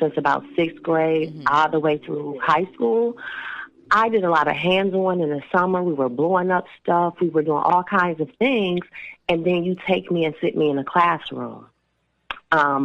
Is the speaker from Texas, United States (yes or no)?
no; Toledo, Ohio, United States; now in Cincinnati, United States; even though I am no longer in the city. I still want to know what's going on with my hometown